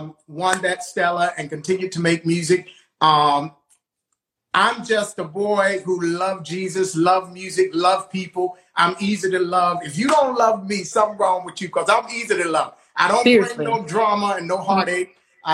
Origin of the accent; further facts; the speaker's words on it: Virginia Beach, Virginia, United States; I'm from Virginia, for those who don't know, from the Virginia Beach area, Norfolk, Virginia Beach area. They call it the Seven Cities, so we're surrounded by seven cities. Born and raised, been here all my life.